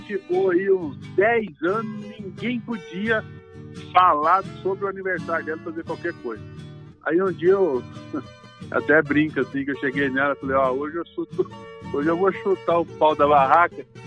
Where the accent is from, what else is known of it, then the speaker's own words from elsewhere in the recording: Rio Verde, Goiás, Brazil; Eu sou natural de Rio Verde. É, os meus pais e meus avós todos são de Rio Verde